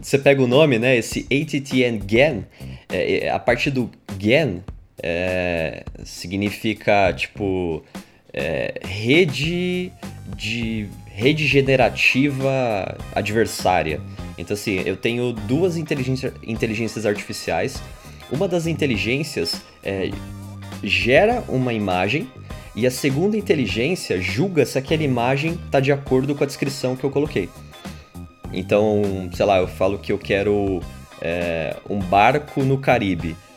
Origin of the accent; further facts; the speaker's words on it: São Paulo, Brazil; a gente é de São Paulo